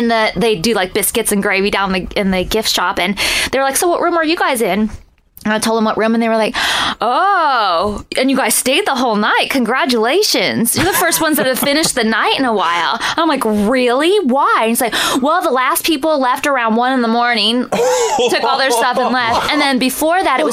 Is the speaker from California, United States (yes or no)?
yes; Northern California, United States; I'm from Northern California